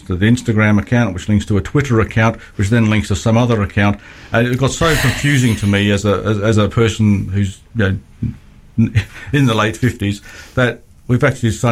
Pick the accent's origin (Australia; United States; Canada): Australia; I'm the Australian one